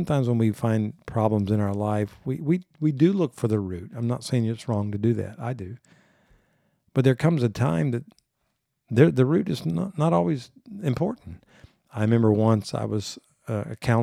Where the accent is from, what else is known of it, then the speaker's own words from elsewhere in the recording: Corpus Christi, Texas, United States; I grew up in South Texas